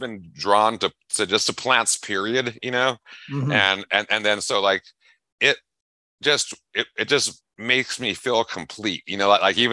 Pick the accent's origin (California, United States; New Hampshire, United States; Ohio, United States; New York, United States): California, United States; Los Angeles; moved away as an adult; now in Buckeye, United States; I grew up in Los Angeles